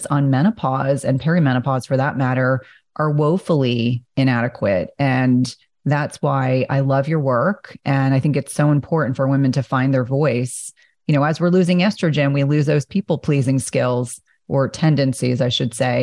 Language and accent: English; New Jersey, United States; I grew up in Jersey